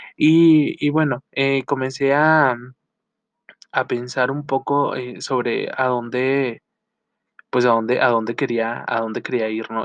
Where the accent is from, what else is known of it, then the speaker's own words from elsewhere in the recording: Chihuahua, Mexico; soy del norte de México, específicamente la ciudad de Chihuahua